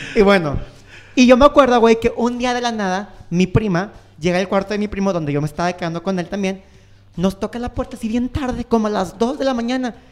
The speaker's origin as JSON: {"language": "Spanish", "country": "Mexico", "said": "soy de México"}